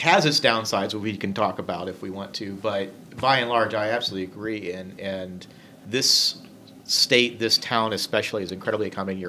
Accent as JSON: {"language": "English", "region": "Indiana", "country": "United States", "tie": "born or raised there", "said": "I have been a lifelong Hoosier. I've lived in Indianapolis almost 20 years."}